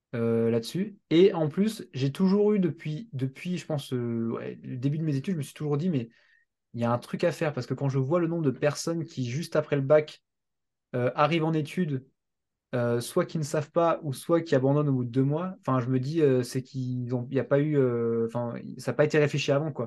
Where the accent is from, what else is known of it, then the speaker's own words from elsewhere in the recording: Strasbourg, Grand Est, France; je viens de Strasbourg